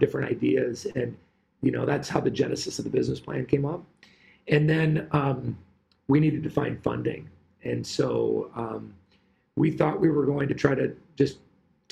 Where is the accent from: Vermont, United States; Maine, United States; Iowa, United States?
Iowa, United States; I enjoyed growing up in Iowa